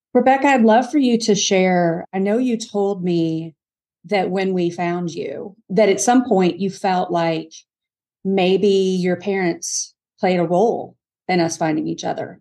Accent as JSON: {"language": "English", "region": "Kentucky", "country": "United States", "tie": "born or raised there", "also_born_or_lived": "Mississippi", "moved": "yes", "said": "I grew up in Kentucky"}